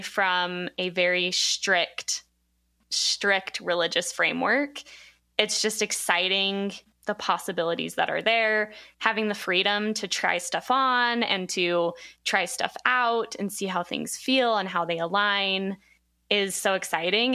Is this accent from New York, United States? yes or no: no; Provo, Utah, United States; I'm from Provo